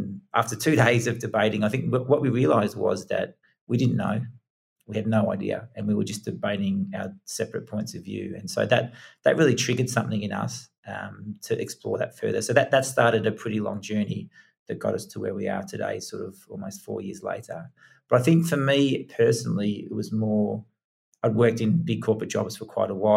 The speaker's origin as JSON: {"language": "English", "country": "Australia", "tie": "born or raised there", "also_born_or_lived": "England", "moved": "as an adult", "said": "I was 1 year old when I went to Australia. So I was born in England. Not that I tell many people that, because I'm fully Australian"}